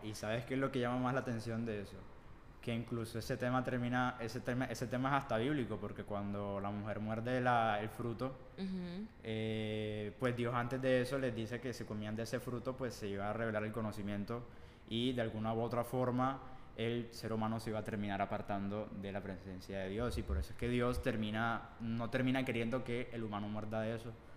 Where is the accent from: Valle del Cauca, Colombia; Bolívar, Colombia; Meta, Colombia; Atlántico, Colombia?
Atlántico, Colombia; Barranquilla; yo sí soy de Barranquilla